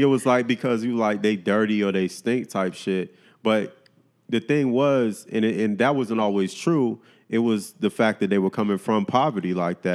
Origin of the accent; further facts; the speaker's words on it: Miami, Florida, United States; I grew up in Miami